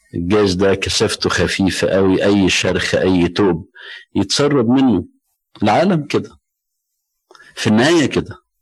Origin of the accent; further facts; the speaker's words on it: Egypt; عندنا في مصر